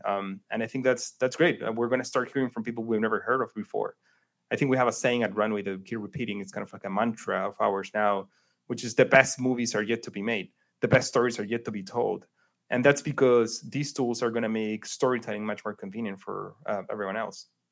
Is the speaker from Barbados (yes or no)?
no; Chile; moved away as an adult; also born or lived in New York; I grew up in Chile